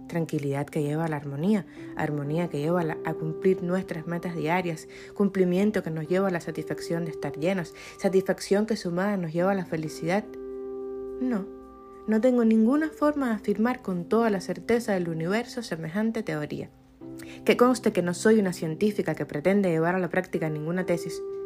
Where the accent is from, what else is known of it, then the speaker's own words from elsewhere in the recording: Cuba; Yo soy cubana